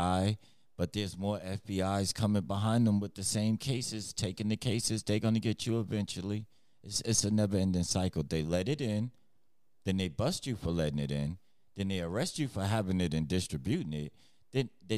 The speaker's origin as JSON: {"language": "English", "region": "New York", "country": "United States", "tie": "born or raised there", "said": "I remember growing up, because I'm from New York."}